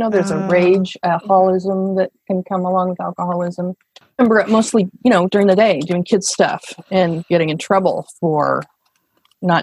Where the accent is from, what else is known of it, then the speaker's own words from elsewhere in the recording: Portland, Oregon, United States; I grew up in Portland, Oregon